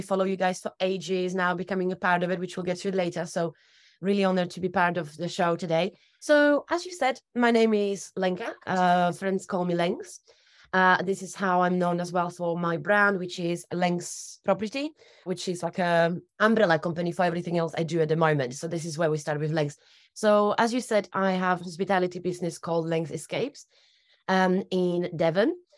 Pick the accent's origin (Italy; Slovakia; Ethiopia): Slovakia; also born or lived in United Kingdom; now in Torbay, United Kingdom; I'm originally from Slovakia. I was actually born in Czechoslovakia